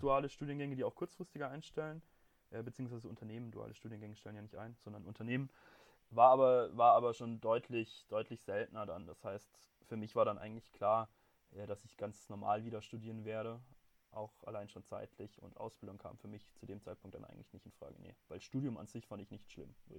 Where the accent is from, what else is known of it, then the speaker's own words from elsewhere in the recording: Baden-Württemberg, Germany; moved away as an adult; now in Munich, Germany; bei uns in Baden-Württemberg